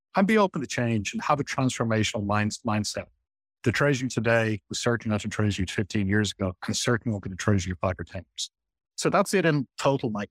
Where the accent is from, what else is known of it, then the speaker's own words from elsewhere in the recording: Ireland; now in Qatar; I'm Irish.